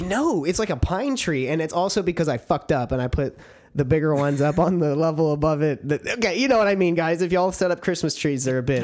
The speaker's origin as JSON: {"language": "English", "region": "Texas", "country": "United States", "tie": "born or raised there", "said": "I was born in Texas"}